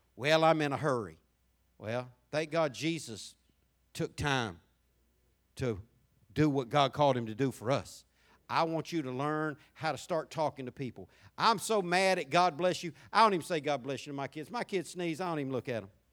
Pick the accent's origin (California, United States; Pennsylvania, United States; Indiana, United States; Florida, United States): Florida, United States; Jacksonville; growing up in Jacksonville